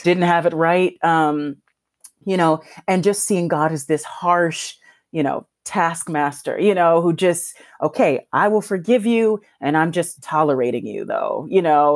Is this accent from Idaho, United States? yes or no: no; Los Angeles, California, United States; I was raised in South Central Los Angeles